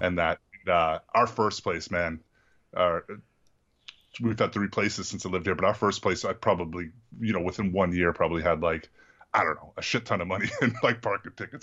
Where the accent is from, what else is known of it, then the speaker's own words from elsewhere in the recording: Massachusetts, United States; I'm from Massachusetts